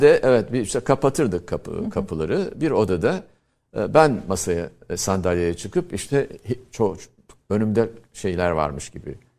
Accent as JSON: {"language": "Turkish", "town": "Antakya", "region": "Hatay", "country": "Turkey", "tie": "born or raised there", "moved": "as an adult", "said": "Ben tabii küçük bir şehirde doğdum, büyüdüm, büyütüldüm. Orada okudum Antakya'da"}